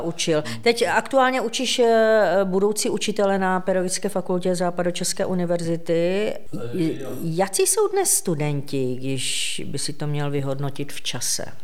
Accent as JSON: {"language": "Czech", "town": "Ostrava", "region": "Moravian-Silesian Region", "country": "Czechia", "said": "já jsem z Ostravy"}